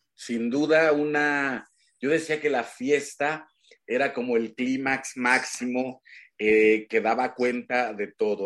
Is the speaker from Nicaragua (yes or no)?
no; Huasteca, Mexico; moved away; yo también vengo de la Huasteca